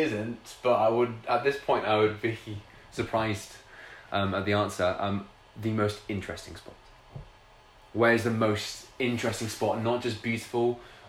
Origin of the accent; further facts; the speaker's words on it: England, United Kingdom; We're English.